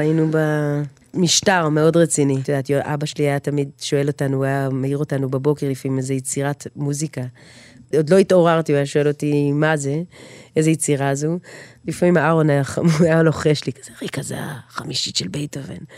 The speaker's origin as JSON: {"language": "Hebrew", "town": "Jerusalem", "region": "Jerusalem District", "country": "Israel", "tie": "born or raised there", "said": "אני גרה בשוק, נולדתי בנחלאות, אה, כל החיים אני שם מגיל אפס"}